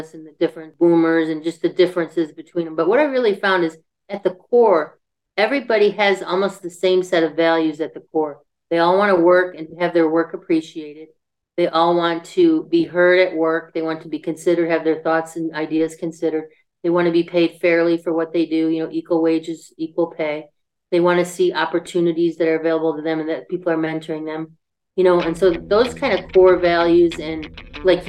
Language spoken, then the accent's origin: English; Buffalo, New York, United States; moved away as an adult; I lived in Buffalo until I went away to college